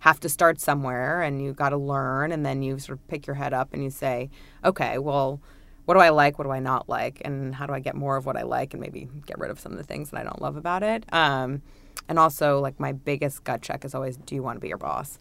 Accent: New York, United States; I'm a native New Yorker. Uh, I've made it all of twenty blocks in my entire life

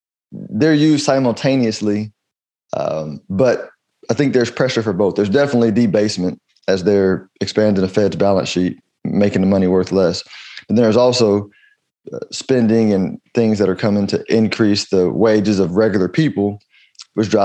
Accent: United States; as an American

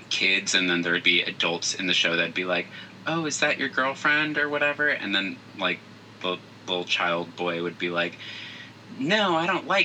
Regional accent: Phoenix, Arizona, United States; so uh, I'm from Phoenix, Arizona.

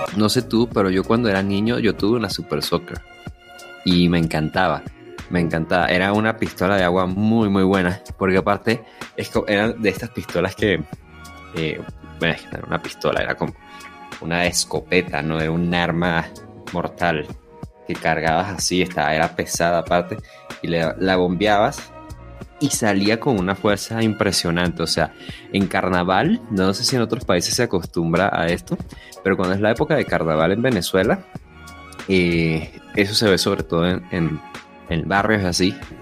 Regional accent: Peru; cuando era niño, el carnaval acá en el Perú

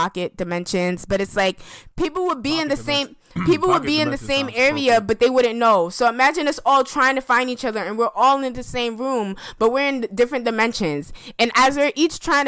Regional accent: New York, United States; I'm from New York, where we don't have hurricanes

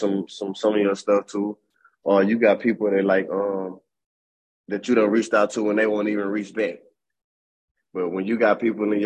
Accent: Springhill, Louisiana, United States; my hometown where I'm from.

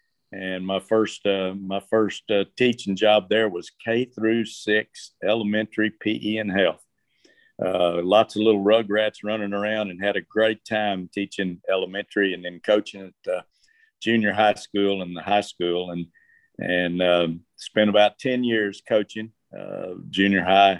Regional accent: Baytown, Texas, United States; also born or lived in Terre Haute, Indiana; So I was born in Terre Haute, Indiana in 1950. My dad was in Korea at the time. And when he came home from Korea, well, he could not find work in his hometown of Terre Haute. So he moved to Baytown, Texas.

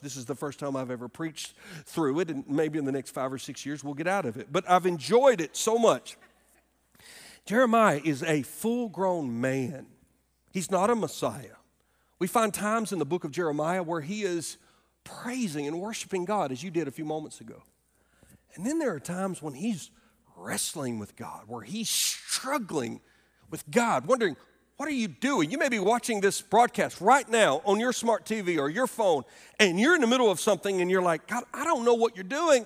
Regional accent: Alabama, United States; moved away as an adult; now in Greenville, United States; our home state where I grew up in Alabama

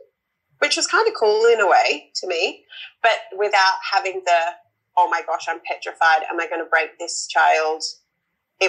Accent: Wollongong, New South Wales, Australia; now in Western Australia, Australia; I am originally from the East Coast, from Wollongong, a little town just south of Sydney, but now I live in WA.

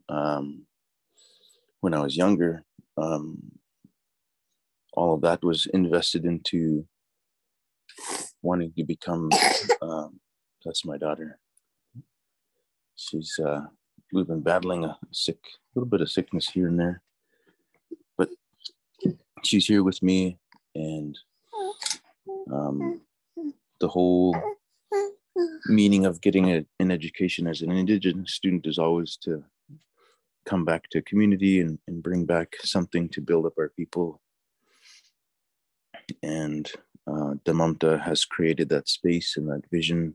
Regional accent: Gwich'luk, Alaska, United States; now in Fairbanks, United States; I'm originally from Gwich'luk, and my mom is from Gwich'luk. My dad is from Michigan. I was a teacher there for about 30 years, and I grew up in the village

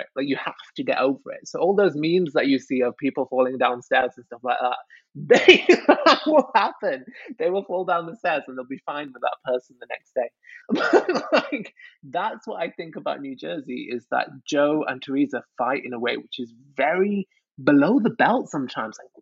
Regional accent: Manchester, North West England, United Kingdom; I'm from Manchester

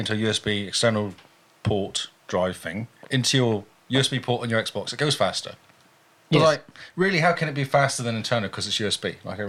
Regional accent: England, United Kingdom; I'm English.

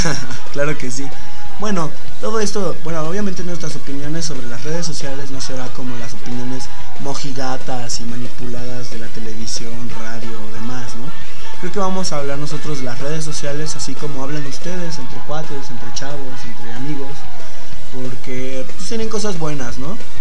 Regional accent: Mexico; Yo soy mexicano

